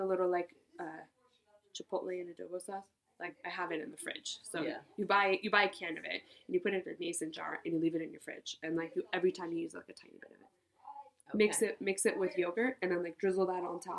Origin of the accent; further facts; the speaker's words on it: Marin, California, United States; also born or lived in San Francisco; I grew up in Marin, just north